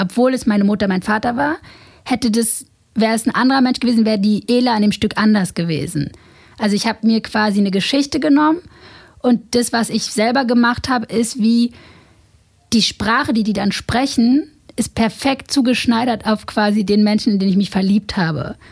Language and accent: German; Berlin, Germany; ich bin in Morbid groß geworden